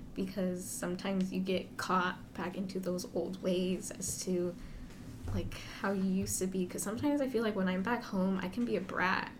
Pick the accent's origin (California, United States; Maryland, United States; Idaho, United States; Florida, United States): California, United States; Central Valley; moved away as an adult; also born or lived in San Diego; I'm from the Central Valley.